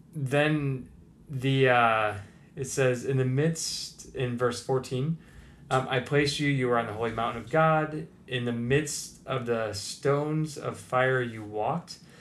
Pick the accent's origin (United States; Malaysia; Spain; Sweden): United States; as an American